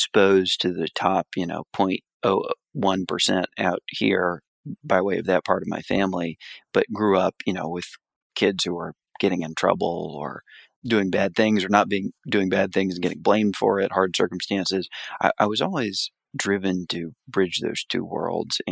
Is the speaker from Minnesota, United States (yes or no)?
no; South Florida, United States; moved away; So I'm originally from Florida, grew up in South Florida, the son of a single mother.